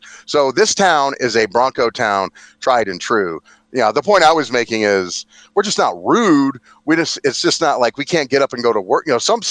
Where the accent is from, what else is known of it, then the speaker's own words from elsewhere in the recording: New York, United States; Okay, we're from New York, and it's all we talk about.